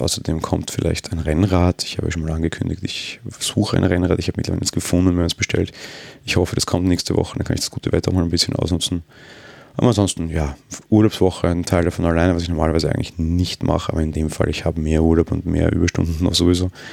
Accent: Austria; Bin Österreicher

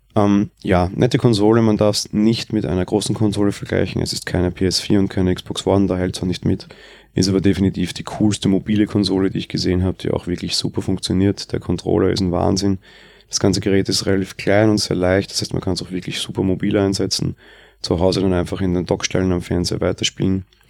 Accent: Austria; bei uns in Österreich

